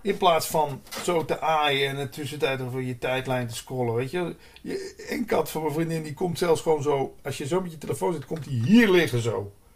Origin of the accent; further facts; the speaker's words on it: Limburg, Netherlands; moved away as an adult; also born or lived in Hilversum; ik kom uit Limburg